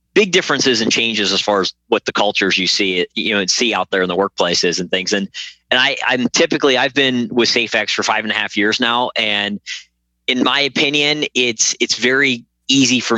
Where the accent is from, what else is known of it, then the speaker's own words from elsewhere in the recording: Pennsylvania, United States; moved away; I'm originally from Pennsylvania